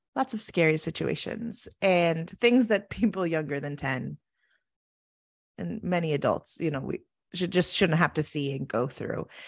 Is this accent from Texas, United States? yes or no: no; Oregon, United States; moved away as an adult; also born or lived in Arizona; I grew up in Oregon, very small, rural school